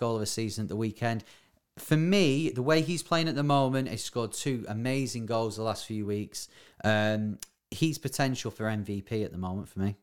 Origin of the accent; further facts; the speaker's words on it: Bury, North West England, United Kingdom; my hometown, Barry